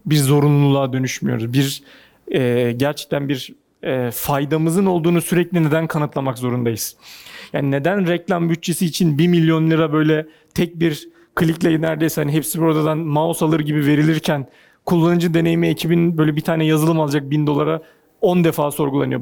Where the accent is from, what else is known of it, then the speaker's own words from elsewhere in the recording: Ankara, Turkey; moved away as an adult; now in Istanbul, Turkey; bir Ankaralıyım ben.